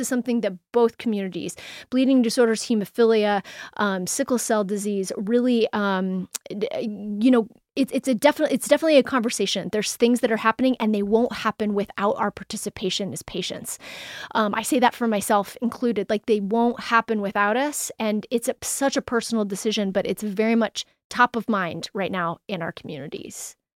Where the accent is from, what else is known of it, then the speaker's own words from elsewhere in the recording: Denver, Colorado, United States; I am from Denver